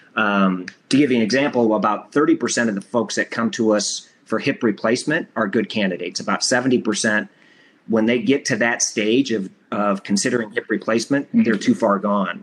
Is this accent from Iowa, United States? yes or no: yes; Iowa, United States; I'm from Iowa